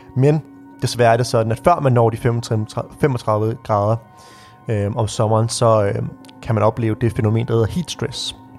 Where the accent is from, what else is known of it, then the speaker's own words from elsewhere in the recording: Birkerød, Capital Region of Denmark, Denmark; vi stod på skøjter på Birkerød Sø, hvor jeg voksede op